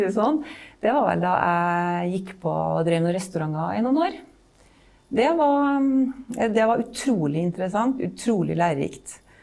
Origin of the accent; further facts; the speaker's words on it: Malvik, Trøndelag, Norway; Jeg er fra Malvik, så er jeg en landsens jente. Vokste opp i et byggefelt